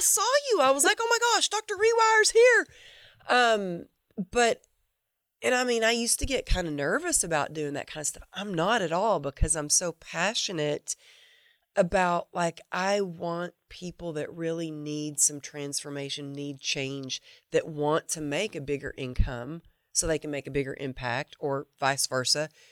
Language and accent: English; the Bible Belt, United States; I grew up in the Bible Belt